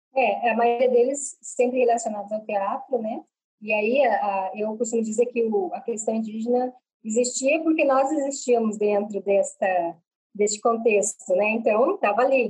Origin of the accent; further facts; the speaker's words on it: Cuiabá, Mato Grosso, Brazil; accent: Cuiabano; Falo com vocês aqui de Cuiabá, Mato Grosso, é a cidade onde eu moro né, e onde eu nasci